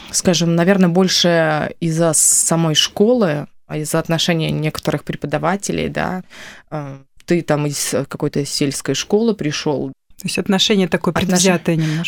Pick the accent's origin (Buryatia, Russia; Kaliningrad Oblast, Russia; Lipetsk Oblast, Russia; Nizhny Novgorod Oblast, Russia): Lipetsk Oblast, Russia; А родом я из э, центрального Черноземья, это Липецкая область, из большой многодетной семьи